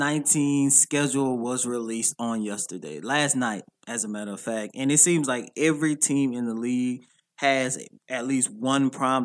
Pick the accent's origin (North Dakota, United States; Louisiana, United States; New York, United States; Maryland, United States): Louisiana, United States; New Orleans; I'm from New Orleans.